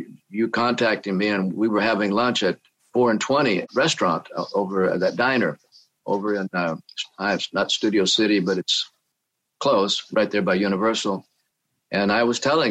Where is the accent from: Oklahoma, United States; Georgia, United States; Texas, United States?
Oklahoma, United States; moved away as an adult; now in California, United States; I came from Oklahoma, and I just wanted to leave Oklahoma because I was a young boy